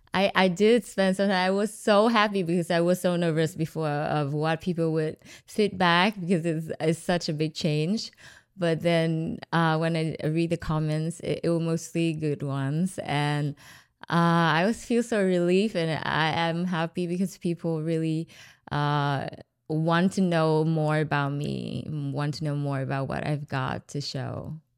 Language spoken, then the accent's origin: English; Hanoi, Vietnam; moved away; also born or lived in Ho Chi Minh City, Vietnam / New Zealand; Hanoi is my hometown